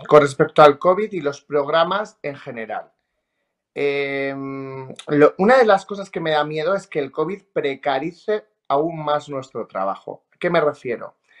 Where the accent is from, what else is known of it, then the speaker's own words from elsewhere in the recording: Treviana, La Rioja, Spain; also born or lived in Logroño; yo nací en Logroño y soy de Treviana de La Rioja